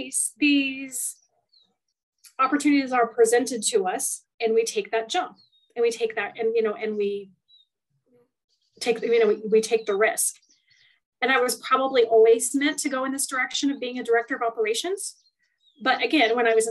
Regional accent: Western Kansas, United States; moved away; I literally come from a small town in Western Kansas

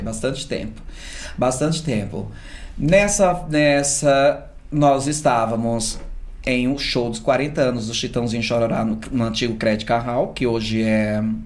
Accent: Surubim, Pernambuco, Brazil; moved away as an adult; now in São Paulo, Brazil; Eu sou de uma cidade chamada Surubim, uma cidade aí de 200 mil habitantes

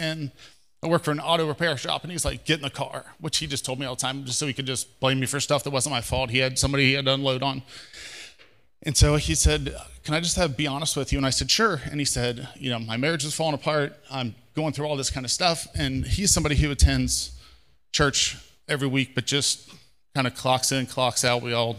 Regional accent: Cincinnati, Ohio, United States; We're from Cincinnati.

